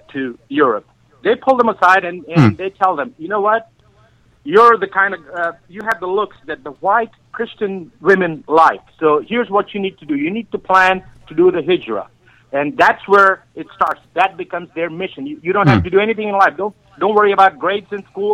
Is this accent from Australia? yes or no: no; India; now in San Antonio, United States; I grew up in India. And I grew up with a lot of Muslim friends